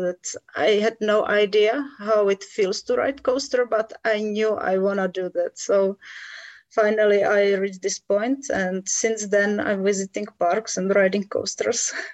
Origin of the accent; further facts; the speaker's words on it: Czechia; I was born here and I still live here. So yes, all my life.